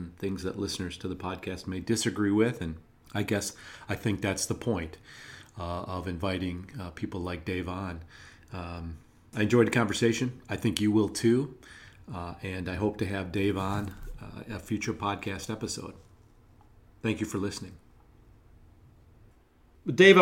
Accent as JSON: {"language": "English", "area": "a town neighboring Holly", "region": "Michigan", "country": "United States", "tie": "born or raised there", "said": "the Village of Holly, Michigan, a village which neighbors my hometown"}